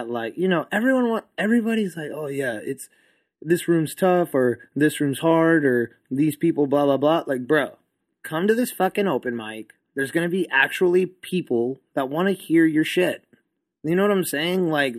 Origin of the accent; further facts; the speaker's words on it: El Paso, Texas, United States; I'm from El Paso, so we are always inhaling dirt.